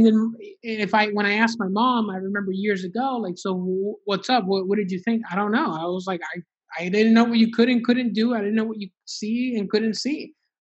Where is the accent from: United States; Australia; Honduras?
Honduras; me and my family, we're from Honduras, and my family, my parents decided to specifically move to Miami, Florida